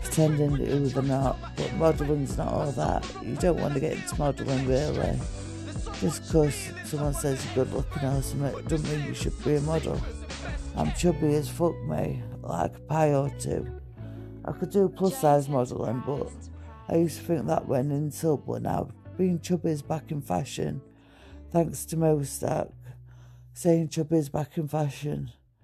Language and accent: English; Sheffield, Yorkshire and the Humber, United Kingdom; Anyway, I'm from Sheffield, ….